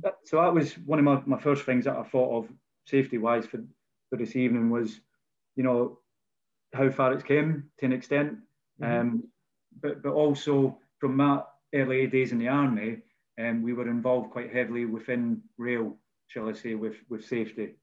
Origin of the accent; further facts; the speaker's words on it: Bannockburn, Scotland, United Kingdom; as you can tell probably by my accent. Um, I'm a, born in a, a place called Bannockburn, um, which is in Scotland